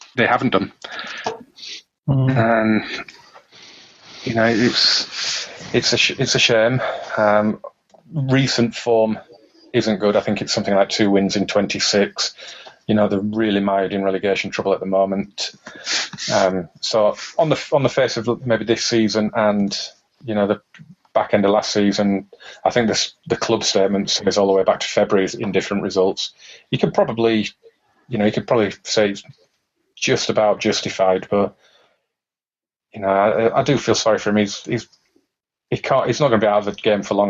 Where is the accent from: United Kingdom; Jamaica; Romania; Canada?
United Kingdom; Huddersfield, Yorkshire and the Humber; my hometown of Huddersfield